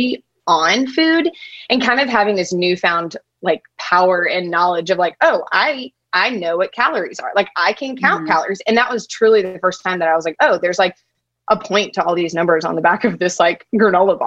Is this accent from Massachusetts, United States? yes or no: no; Nashville, Tennessee, United States; now in Memphis, United States; I am from Nashville, grew up there, lived there for like 20 years